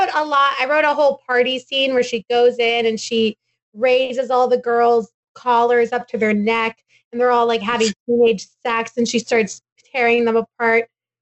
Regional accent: Texas, United States; I'm from Texas

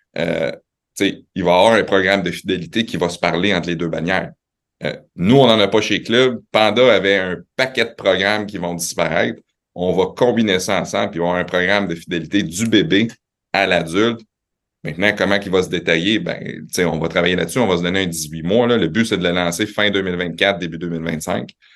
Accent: Quebec City, Quebec, Canada; born or raised there; also born or lived in Laval / Montreal

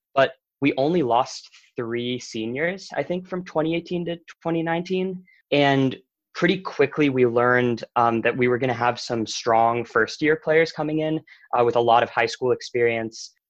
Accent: Bethesda, Maryland, United States; I'm from Bethesda, Maryland

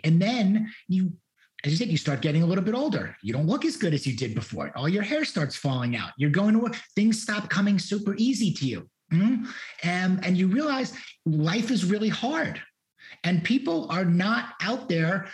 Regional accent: New York, United States; moved away as an adult; also born or lived in Miami; now in Houston, United States; I wanted to leave New York. New York doesn't have the best memories or history for me

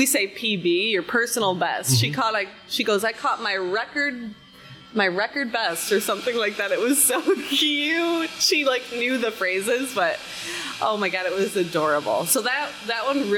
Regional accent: Rockford, Illinois, United States; moved away; I'm originally from Rockford, Illinois

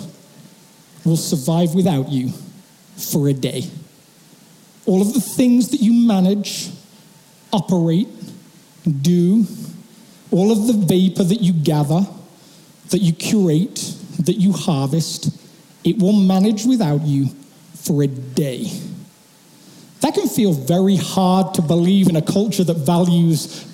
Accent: England, United Kingdom; moved away; my hometown back in England

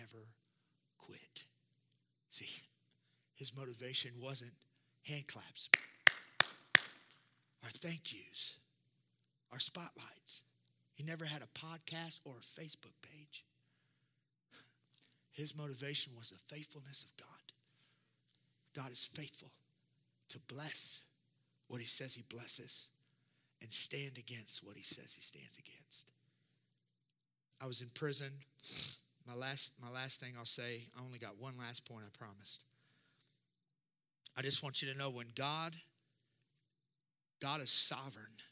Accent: Jefferson City, Missouri, United States; I'm from Jeff City

